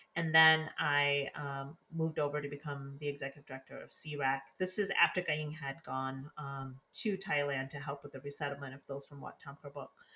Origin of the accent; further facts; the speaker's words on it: Detroit, Michigan, United States; moved away as an adult; also born or lived in Laos / Washington, D.C.; now in California, United States; I was born in Laos, came to the US when I was two, resettled in Detroit, Michigan with my family